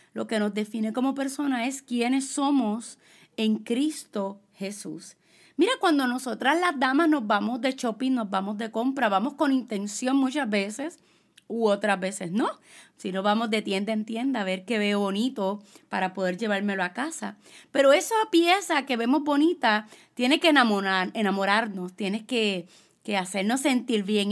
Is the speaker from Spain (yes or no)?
no; Puerto Rico; yo soy puertorriqueña, soy latina